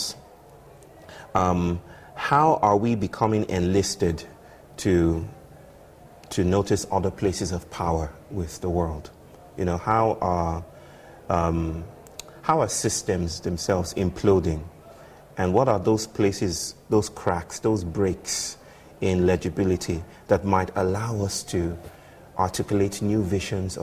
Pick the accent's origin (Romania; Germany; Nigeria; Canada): Nigeria; I'm from the Yoruba people from West Africa